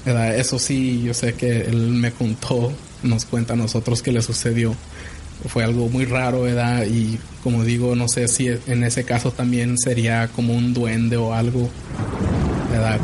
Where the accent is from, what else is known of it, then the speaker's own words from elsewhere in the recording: Zacatecas, Mexico; somos nosotros somos de parte de Zacatecas, las ciudades la ciudad de Zacatecas en el estado de Zacatecas